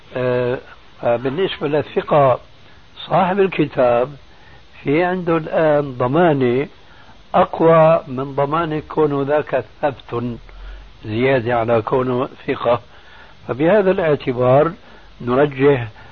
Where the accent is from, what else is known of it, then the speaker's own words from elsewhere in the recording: Syria; عندنا في سوريا